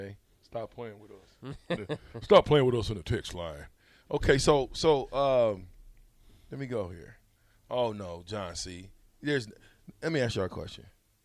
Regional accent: Nebraska, United States; we grew up in Nebraska.

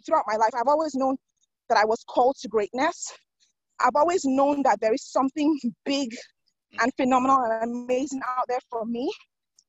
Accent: Lagos, Nigeria; I was born and raised in Lagos, Nigeria.

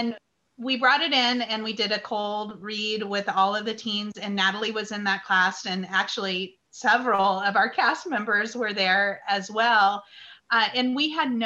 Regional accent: Salem, Oregon, United States; growing up in Salem, Oregon

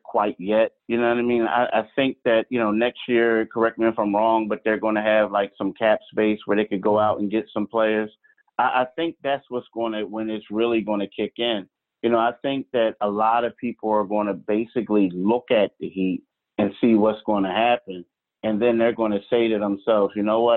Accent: Philadelphia, Pennsylvania, United States; I'm from Philly

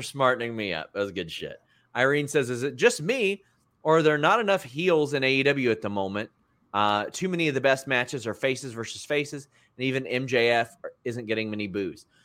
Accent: between Lexington and Cincinnati, Kentucky, United States; I grew up around Cincinnati and Lexington

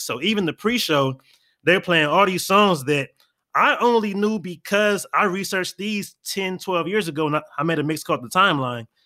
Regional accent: California, United States; moved away as an adult; also born or lived in Florida; me being a California native, even though I'm not from the Bay

